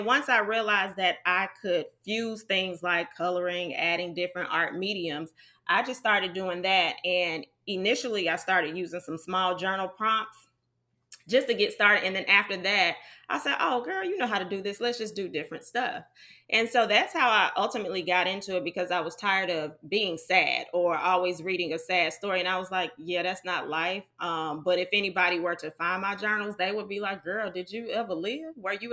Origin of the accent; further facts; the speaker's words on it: Georgia, United States; I am Georgia bred. I'm from Georgia.